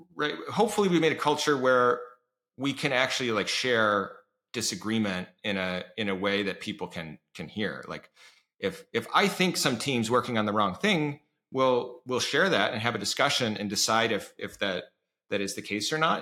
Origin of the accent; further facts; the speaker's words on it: Iowa, United States; moved away; I grew up in Iowa